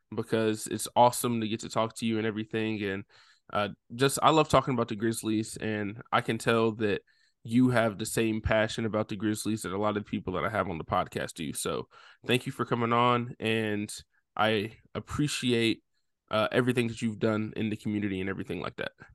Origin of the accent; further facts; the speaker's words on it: Nashville, Tennessee, United States; I'm not from Memphis. I grew up right outside of Nashville